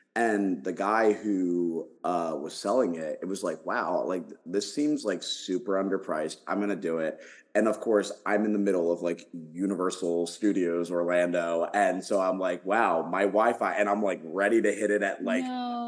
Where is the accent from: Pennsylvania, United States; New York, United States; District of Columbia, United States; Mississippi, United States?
Pennsylvania, United States; Philadelphia; moved away; I'm from Philadelphia originally